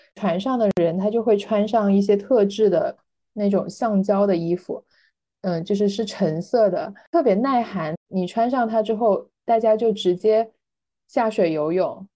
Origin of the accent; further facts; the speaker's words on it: Guangdong, China; 我是广东人